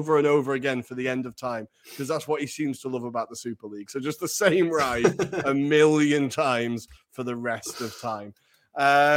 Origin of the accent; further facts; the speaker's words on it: near Blackpool, North West England, United Kingdom; I grew up near Blackpool, Pleasure Beach